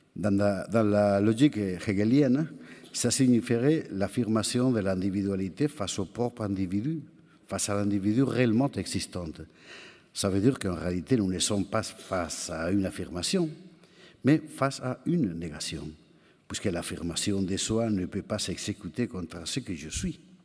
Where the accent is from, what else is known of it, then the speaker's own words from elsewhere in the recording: Spain; French is a second language; chez nous, en Espagne